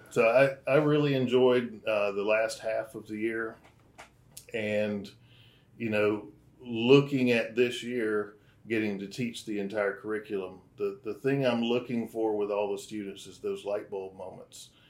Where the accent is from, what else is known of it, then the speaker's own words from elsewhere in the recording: North Georgia, United States; moved away as an adult; now in Florida, United States; I am originally from North Georgia.